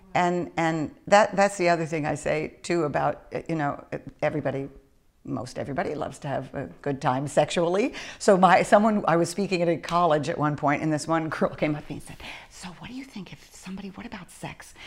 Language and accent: English; East Coast, United States; also born or lived in Northern California; now in Southern California, United States; I came from the East Coast originally